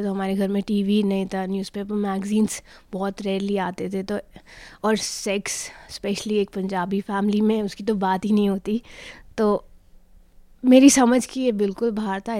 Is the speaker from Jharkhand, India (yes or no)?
no; Hyderabad, Telangana, India; born there; मेरा जन्म हैदराबाद में हुआ था पापा आर्मी में थे तो हम काफ़ी शहरों में रह के आए थे